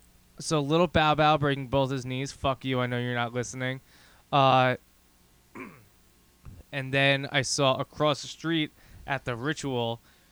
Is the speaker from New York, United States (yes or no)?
yes; Merrick, New York, United States; We're from Merrick. They're from Belmore.